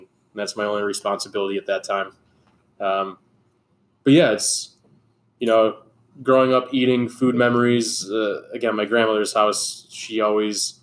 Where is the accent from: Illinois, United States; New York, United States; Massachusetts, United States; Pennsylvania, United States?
New York, United States; Hamburg; also born or lived in Gulf Coast of Texas; born and raised in Hamburg, New York.